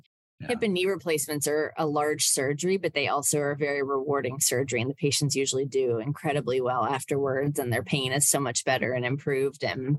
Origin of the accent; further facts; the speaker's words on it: Shippensburg, Pennsylvania, United States; moved away; also born or lived in North Carolina; So I grew up in Shippensburg, Pennsylvania